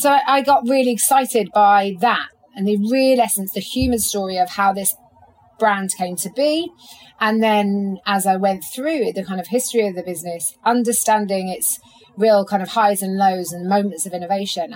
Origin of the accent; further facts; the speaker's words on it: London, United Kingdom; as a Londoner